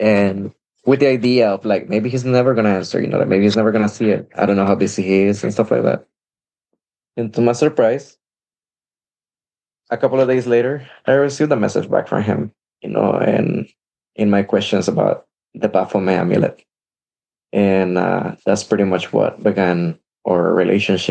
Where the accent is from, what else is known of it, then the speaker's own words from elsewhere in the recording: El Salvador; moved away; I grew up in El Salvador